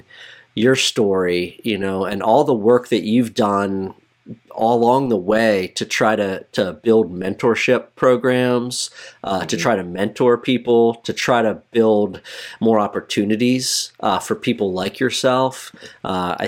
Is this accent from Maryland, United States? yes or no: yes; Maryland, United States